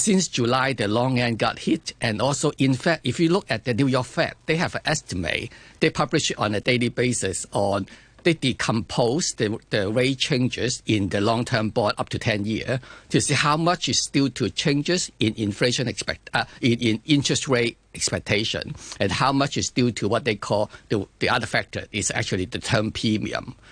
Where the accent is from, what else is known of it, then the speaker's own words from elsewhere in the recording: China; I come from China also